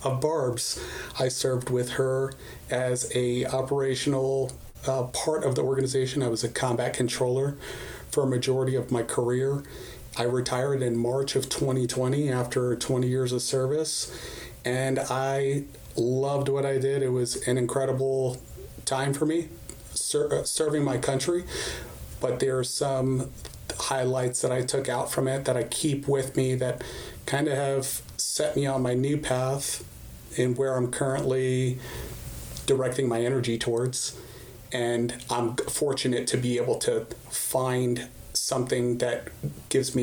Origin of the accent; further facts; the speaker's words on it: Arizona, United States; moved away as an adult; also born or lived in New York / Fort Bragg, North Carolina; I originally grew up, early childhood, very formative years in Arizona